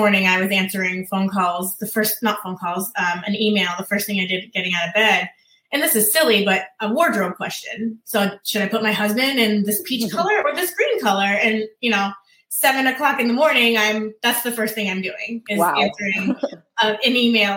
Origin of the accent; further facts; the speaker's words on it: Massachusetts, United States; moved away as an adult; now in Virginia Beach, United States; we are from Massachusetts